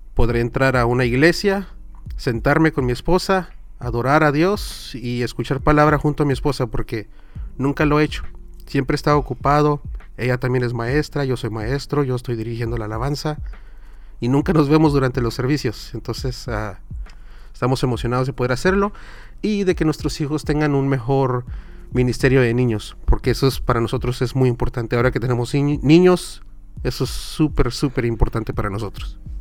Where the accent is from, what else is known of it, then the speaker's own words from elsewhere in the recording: Southern California, United States; Mi español, yo nací y crecí aquí en Sur California. Es el peor español de todo el mundo